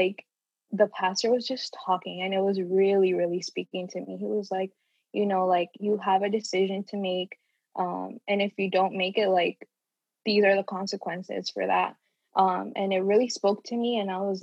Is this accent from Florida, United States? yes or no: yes; Orlando, Florida, United States; also born or lived in Puerto Rico; I was born in Puerto Rico, but I moved here when I was like a year and a half. So basically been in Orlando my whole life